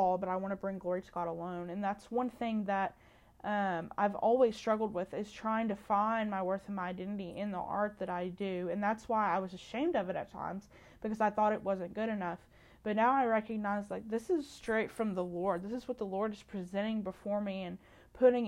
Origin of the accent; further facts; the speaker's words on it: Muhlenberg County, Kentucky, United States; I grew up in Muhlenberg County, Kentucky, which is western part of Kentucky